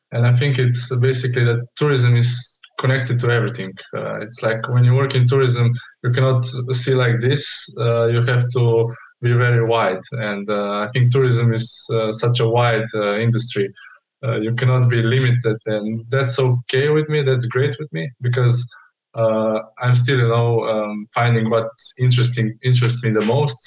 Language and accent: English; Trbovlje, Slovenia; also born or lived in Portorož; I come from Slovenia, really from a small town called Trbovlje.